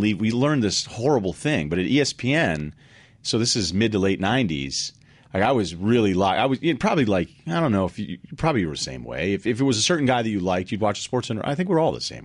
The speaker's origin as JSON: {"language": "English", "region": "Massachusetts", "country": "United States", "also_born_or_lived": "Boston", "said": "I lived there. I'm from Massachusetts"}